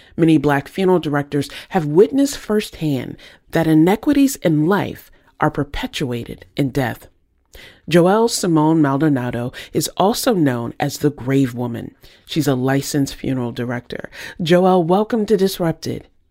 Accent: the South, United States; I grew up in the South.

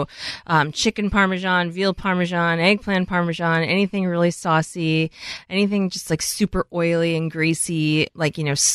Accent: Long Island, New York, United States; now in Seattle, United States; I grew up on Long Island

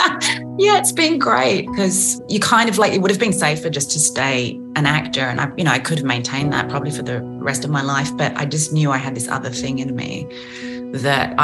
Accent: Australia; accent: Aussie; I did notice my Aussie accent in those moments did become stronger

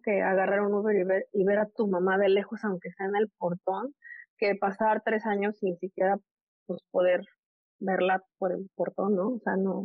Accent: Puebla, Mexico; moved away as an adult; now in Bronx, New York, United States; crecer donde crezco, en Puebla, soy de Puebla, soy de Mayorazgo, de un barrio del sur de la ciudad, y luego soy migrante

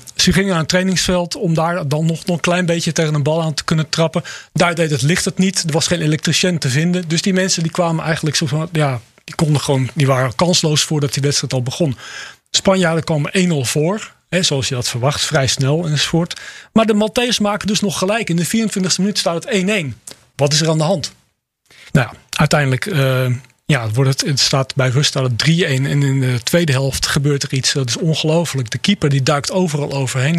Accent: Netherlands; als Nederlander

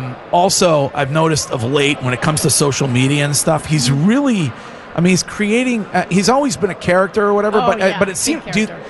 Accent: Stow, Massachusetts, United States; my hometown police department, the Stowe PD.

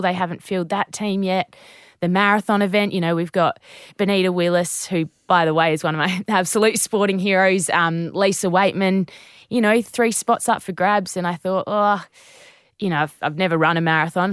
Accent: Naracoorte, South Australia, Australia; I grew up in Narracort in the southeast of South

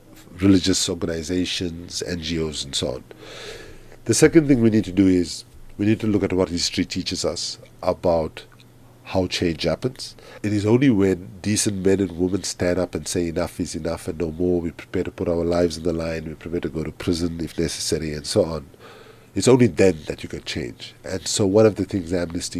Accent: Durban, KwaZulu-Natal, South Africa; moved away as an adult; also born or lived in Oxford, United Kingdom; I left South Africa as a South African and I came back as an African

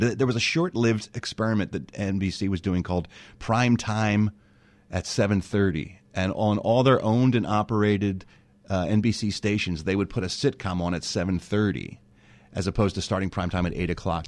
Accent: Philadelphia, Pennsylvania, United States; moved away as an adult; now in Los Angeles, United States; no one in my family had ever left Philadelphia before, so I was the first one

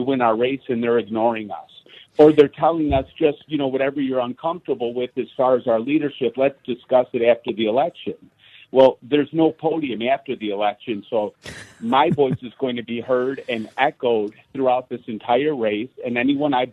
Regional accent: Cicero, Illinois, United States; I grew up in Cicero, Illinois

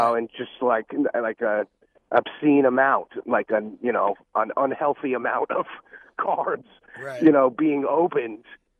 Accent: Rockland County, New York, United States; also born or lived in Phoenix, Arizona; now in Atlanta, United States; I grew up in Rockland County

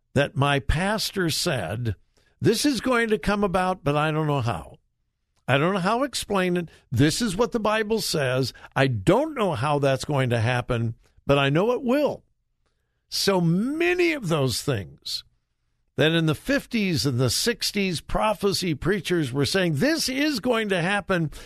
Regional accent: Southern California, United States; when I was growing up in Southern California

